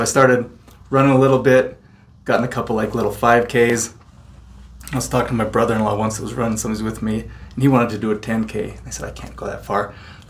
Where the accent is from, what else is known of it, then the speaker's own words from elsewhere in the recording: Layton, Utah, United States; I grew up in Layton, went to Layton High.